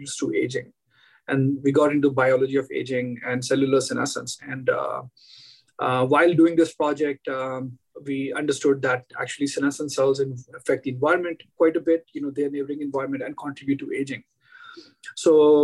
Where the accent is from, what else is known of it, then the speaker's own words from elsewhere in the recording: India; moved away as an adult; I grew up in India and did all my initial education in India